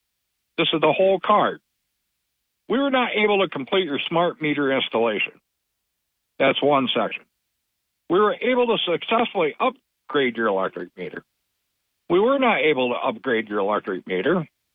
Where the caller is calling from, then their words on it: Barton, New York, United States; This is … from Barton.